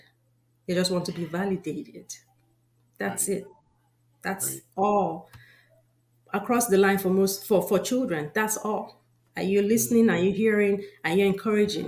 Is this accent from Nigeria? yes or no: yes; Nigeria; moved away; I know I'm from Nigeria. I grew up in Nigeria.